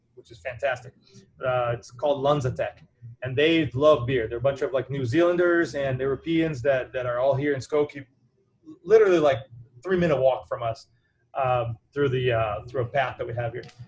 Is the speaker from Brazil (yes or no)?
yes; Brazil; now in Evanston, United States; I am from Brazil originally